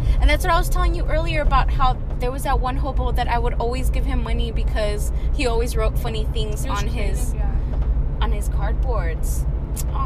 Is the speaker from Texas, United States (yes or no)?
yes; El Paso, Texas, United States; now in Austin, United States; I grew up in El Paso